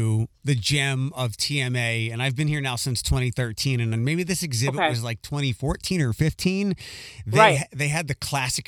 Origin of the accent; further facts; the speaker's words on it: Philadelphia, Pennsylvania, United States; moved away; I'm originally from Philadelphia.